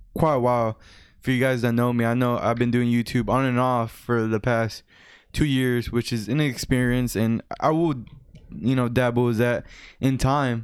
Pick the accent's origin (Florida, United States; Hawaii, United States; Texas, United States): Texas, United States; we're both uh, Hispanics, but we, we're born and raised here